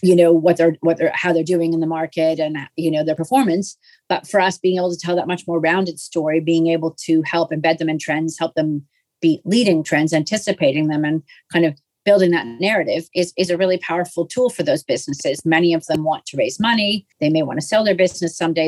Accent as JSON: {"language": "English", "country": "Canada", "said": "I'm Canadian"}